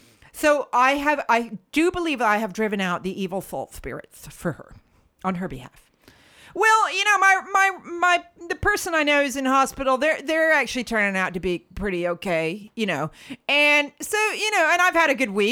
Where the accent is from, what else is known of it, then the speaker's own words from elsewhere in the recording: United States; moved away; growing up in the States